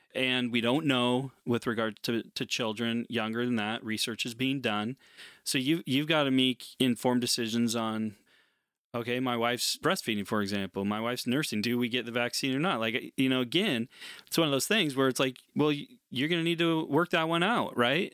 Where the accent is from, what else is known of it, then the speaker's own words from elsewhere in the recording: United States; as an American